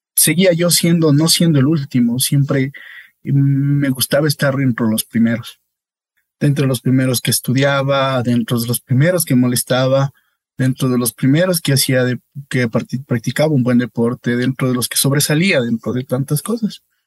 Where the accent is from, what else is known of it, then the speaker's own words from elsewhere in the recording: La Magdalena, Bolívar, Ecuador; also born or lived in Riobamba; soy de la provincia Bolívar, de una parroquia llamada La Magdalena.